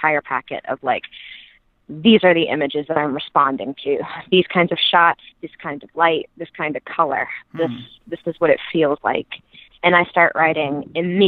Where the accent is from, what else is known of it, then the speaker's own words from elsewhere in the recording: Mississippi, United States; I grew up in Mississippi